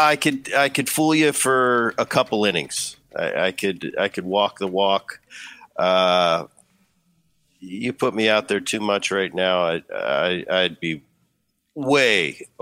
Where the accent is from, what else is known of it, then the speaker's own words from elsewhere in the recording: Philadelphia, Pennsylvania, United States; I love going back to Philly. I grew up in the Philly area.